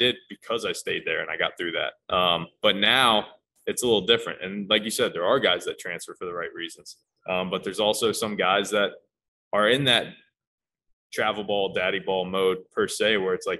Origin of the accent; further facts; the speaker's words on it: Fort Myers, Florida, United States; I'm from Fort Myers